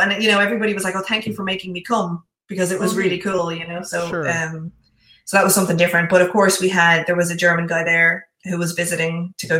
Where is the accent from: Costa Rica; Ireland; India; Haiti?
Ireland; Bray, Leinster; It was in my hometown today.